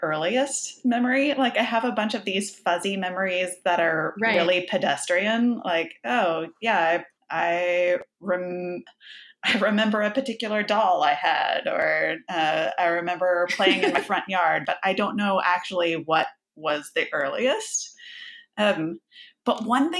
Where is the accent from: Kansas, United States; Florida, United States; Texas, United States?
Texas, United States; Houston; also born or lived in Baytown, Texas; So I grew up on the Gulf Coast of Texas. We moved around a little bit, but we were mostly in suburbs of Houston.